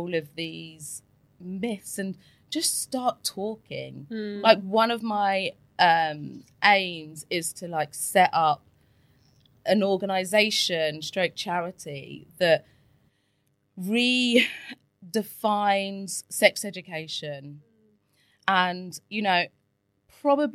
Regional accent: England, United Kingdom; I was brought up in England and I went to Catholic schools

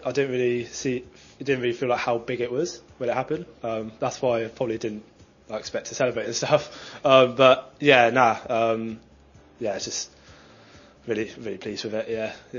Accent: Oxford, South East England, United Kingdom; we're both from Oxford.

